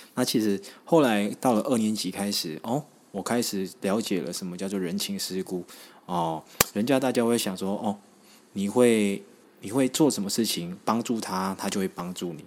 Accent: Taiwan; 我是从乡下上来的小朋友啦，那我是住在一个还蛮算是眷村的地方，但是很特别，我那边算是有蛮多原住民的

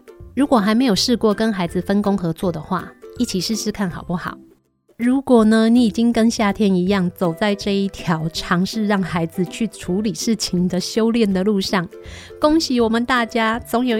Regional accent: Taiwan; 我们台湾人就是充满了人情味

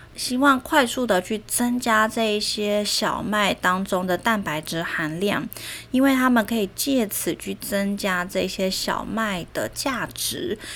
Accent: Taiwan; 我们台湾人

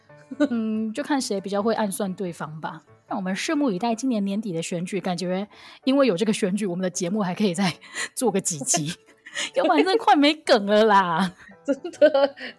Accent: Kaohsiung, Taiwan; 我跟我们系上的另外那一位豹哥，我们是高雄人

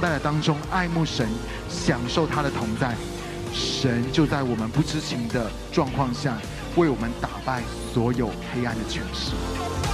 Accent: United States; moved away as an adult; also born or lived in Taiwan; now in Taipei, Taiwan; 因为我是在美国长大的

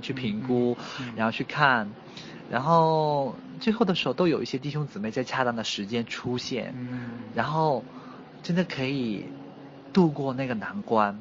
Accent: Wenzhou, Zhejiang, China; moved away as an adult; also born or lived in Wuhan, China; now in Xiamen, China; 我的老家在温州，其实温州是一个蛮特别的，呃，城市

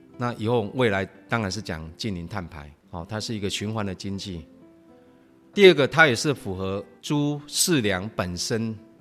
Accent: Taiwan; 我也是客家人

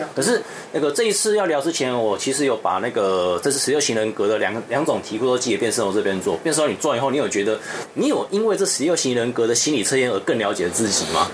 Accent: Taiwan; 我台湾人

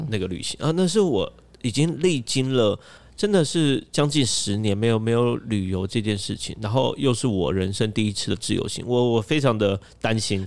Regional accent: Taiwan; 我们台湾人又有申根签证嘛

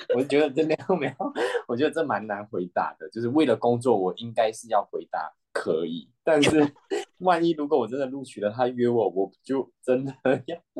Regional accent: Malaysia; moved away; 我是来自马来西亚的

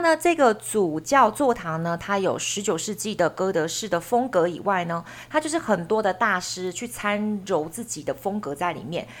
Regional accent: Taiwan; 我们台湾人如果买房子的时候都不喜欢买老房子

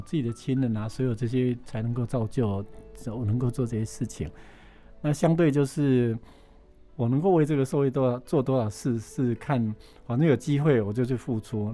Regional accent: Yilan County, Taiwan; moved away; 我因为从小在农村长大，在宜林县一个偏乡嘛，哈，嗯。算是蛮穷困的地方

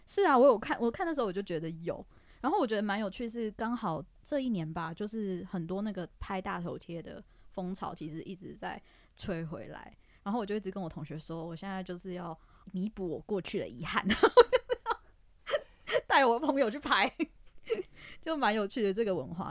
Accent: Taipei, Taiwan; 因为我是台北的小孩

